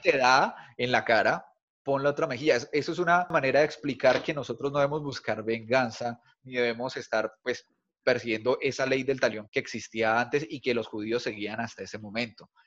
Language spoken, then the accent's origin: Spanish; Bogotá, Colombia; now in Cali, Colombia; soy bogotano también, aunque vivo en Cali